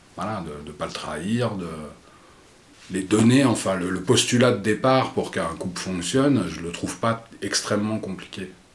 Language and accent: French; Vincennes, Île-de-France, France; je suis né à Vincennes, donc dans les années 70 il n'y avait pas beaucoup de noirs et j'étais un peu le seul noir de la, de la maternelle